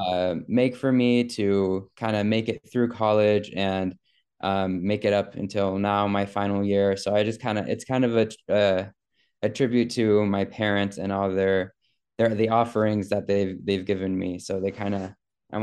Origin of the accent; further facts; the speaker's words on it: South Iowa, United States; moved away as an adult; now in Goshen, United States; I grew up in Iowa. Okay. In South Iowa